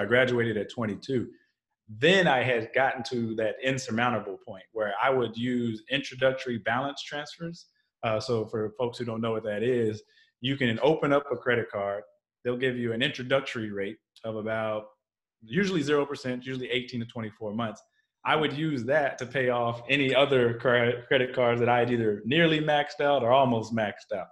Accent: Texas, United States; I grew up in Texas

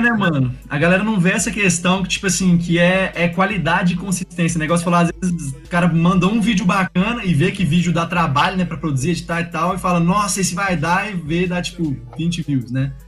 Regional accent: Belo Horizonte, Minas Gerais, Brazil; moved away as an adult; now in United States; eu cresci aqui no Minas

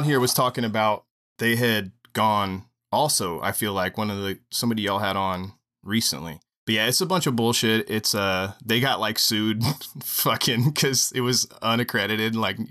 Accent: Marion, Indiana, United States; now in Columbus, United States; I'm from Marion, Indiana.

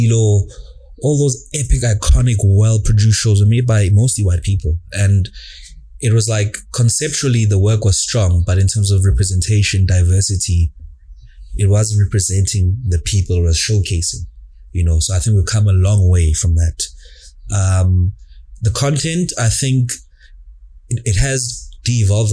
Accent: Johannesburg, Gauteng, South Africa; I grew up in Jozi. I spent quite a few formative years of Impilo Yam in Alex

